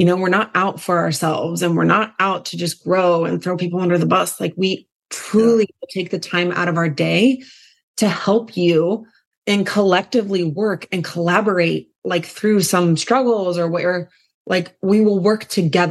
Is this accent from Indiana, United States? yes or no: yes; Indianapolis, Indiana, United States; I was born and raised in Indianapolis